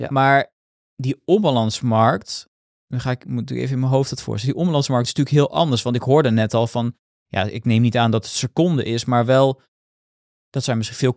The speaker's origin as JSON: {"language": "Dutch", "country": "Netherlands", "said": "Ik ben toch gewoon een Nederlander, hè?"}